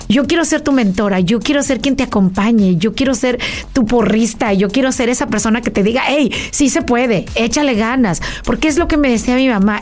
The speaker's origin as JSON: {"language": "Spanish", "region": "State of Mexico", "country": "Mexico", "tie": "born or raised there", "moved": "as an adult", "lives_now": "United States", "said": "yo nací en Mexicali, pero nos fuimos a la Ciudad de México y vivíamos en el Estado de México en un fraccionamiento donde, ya sabes, tipo México, que todo el mundo se conoce"}